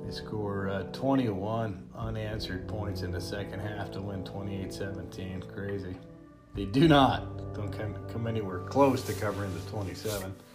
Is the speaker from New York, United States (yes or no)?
no; Reno, Nevada, United States; moved away; also born or lived in Georgia; Went to school at Georgia. Grew up in Reno.